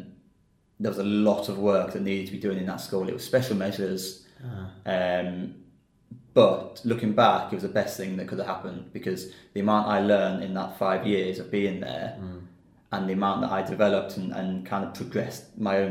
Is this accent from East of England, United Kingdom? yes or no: yes; Peterborough, East of England, United Kingdom; moved away as an adult; also born or lived in Düsseldorf, Germany / Lincoln, Lincolnshire; now in China; We came back to the UK and settled in Peterborough. So I live in a small town, village outside Peterborough. Lived there my whole life, really.